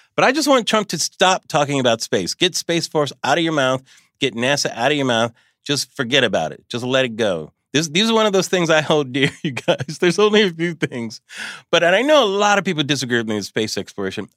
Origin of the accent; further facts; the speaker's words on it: California, United States; I'm from California